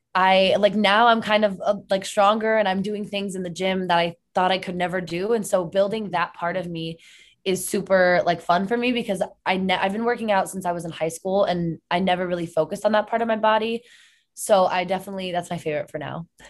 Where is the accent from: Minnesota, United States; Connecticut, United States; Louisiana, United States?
Connecticut, United States; moved away; I'm originally from Connecticut